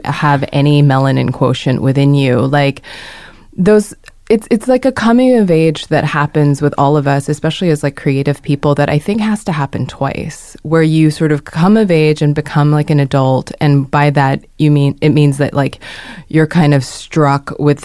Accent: Hong Kong; moved away; I grew up in Hong Kong as a Korean, like going to British school

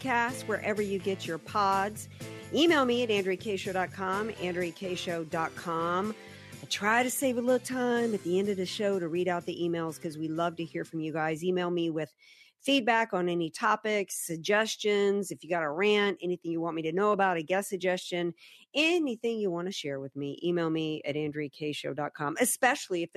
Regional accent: Louisiana, United States; moved away; my home state of Louisiana

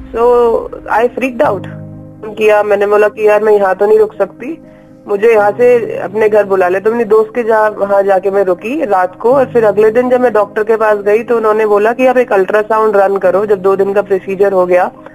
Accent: Delhi, India; also born or lived in New York; I was born and broad up in daily

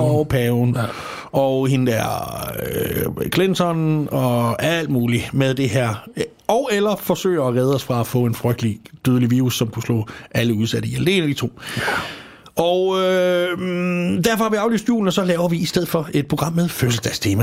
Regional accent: Als, Southern Denmark, Denmark; jeg er fra Als, og dernede, der er vi øh, glade for

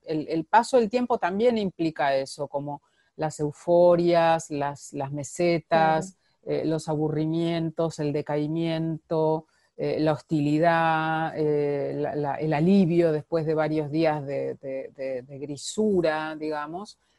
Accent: Argentina; moved away; yo soy argentina

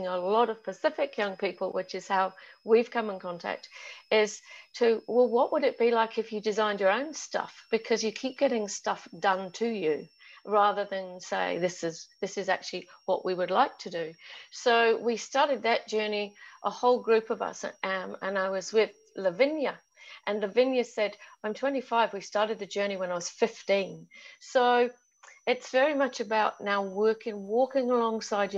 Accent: London, United Kingdom; now in New Zealand; being English and brought up in London

